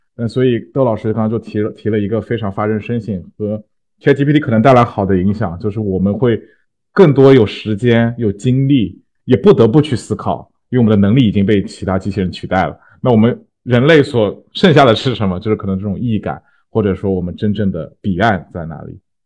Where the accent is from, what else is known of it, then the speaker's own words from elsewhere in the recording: China; 我们中国人